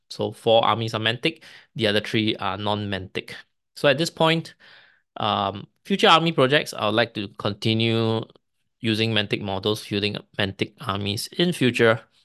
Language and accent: English; Singapore; Singapore being a British colony, we, uh, we speak English as our main language, but a lot of families, especially my generation, my parents speak Chinese at home